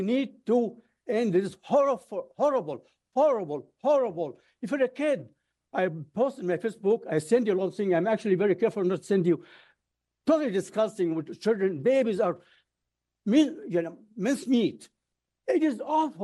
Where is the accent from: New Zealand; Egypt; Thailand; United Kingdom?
Egypt; Cairo, Cairo Governorate; now in United States; I was born in Egypt, and I was under air raids in 1948 as a baby, 1956, some years old, by the British, French, and the Israelis. It was a horrible few months. To live under air raids is horrible. I was a kid. My mother used to hold all of us around and cries. The school next to our building, next to our house in Cairo, was bombed